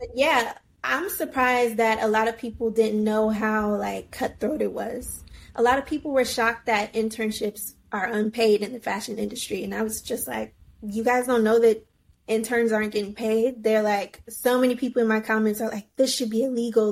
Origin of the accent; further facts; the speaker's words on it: Virginia, United States; moved away as an adult; also born or lived in Washington, District of Columbia, United States; now in New York, United States; I grew up in Virginia, and then when I was old enough, I moved to DC